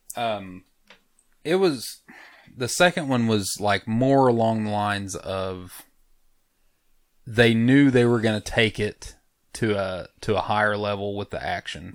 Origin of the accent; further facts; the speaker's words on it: United States; I'm American